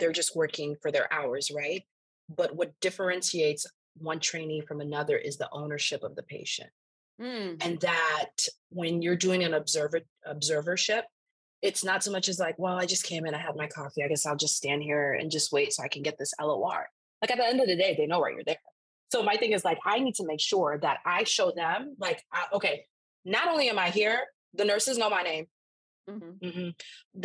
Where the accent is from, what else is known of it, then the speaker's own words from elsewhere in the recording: Naples, Florida, United States; also born or lived in Antigua and Barbuda; I am a first generation Haitian-American. I was born in Naples, Florida